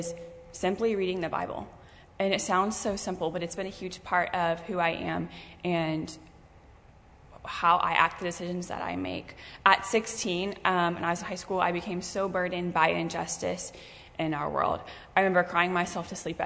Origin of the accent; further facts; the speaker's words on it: York, South Carolina, United States; I'm from York, South Carolina, so not too far. I grew up in the upstate